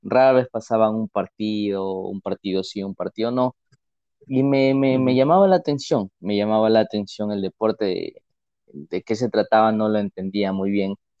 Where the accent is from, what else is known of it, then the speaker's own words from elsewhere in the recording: Ecuador; soy, soy de Ecuador